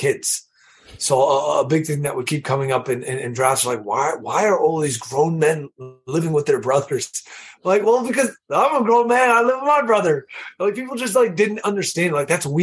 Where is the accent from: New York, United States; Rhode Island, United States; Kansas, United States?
New York, United States; New York City; I'm from Queens, New York